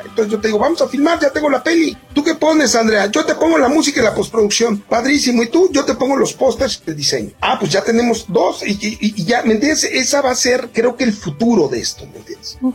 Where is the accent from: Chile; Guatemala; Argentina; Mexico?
Mexico; nosotros como mexicanos